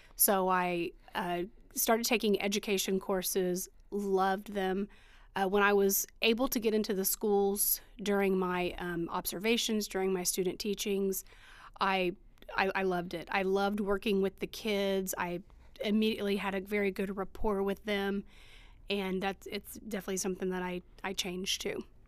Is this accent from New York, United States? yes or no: no; Eastern Greene community, Indiana, United States; also born or lived in Bloomington, Indiana; I went from East, to Eastern from the time I was in first grade until I graduated high school